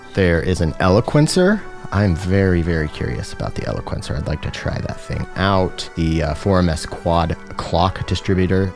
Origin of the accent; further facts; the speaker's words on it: Tacoma, Washington, United States; in Tacoma, my hometown.